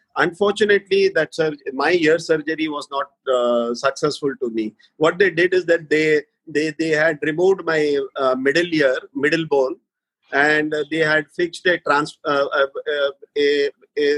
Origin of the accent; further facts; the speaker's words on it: Mumbai, Maharashtra, India; I'm basically from born and brought up in Bombay